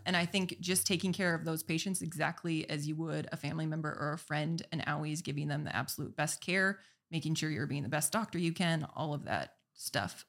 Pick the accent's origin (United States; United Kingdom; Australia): United States; Minot, North Dakota; also born or lived in Arizona; bring it back to my hometown